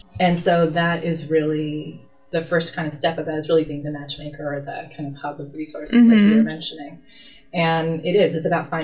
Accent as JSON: {"language": "English", "region": "Southern California", "country": "United States", "tie": "born or raised there", "also_born_or_lived": "Los Angeles / San Diego", "said": "I'm probably more born and raised in Southern California"}